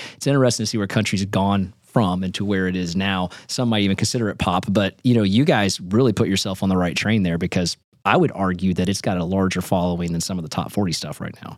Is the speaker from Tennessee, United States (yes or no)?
yes; Nashville, Tennessee, United States; I'm from Nashville, born and raised